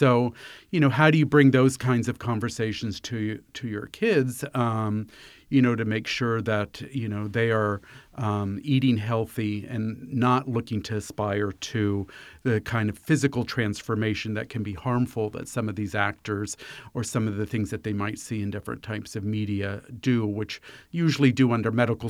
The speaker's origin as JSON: {"language": "English", "area": "Fairfax County", "region": "Virginia", "country": "United States", "tie": "born or raised there", "said": "I grew up here in Fairfax County"}